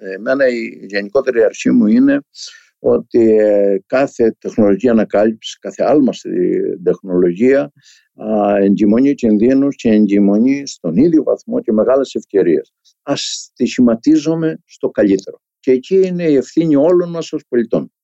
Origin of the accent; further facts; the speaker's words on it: a village in Crete, Greece; moved away; σε ένα χωριό τη δεκαετία του 50 της, ε, της Κρήτης. Το σύμπαν μου ήταν το χωριό μου.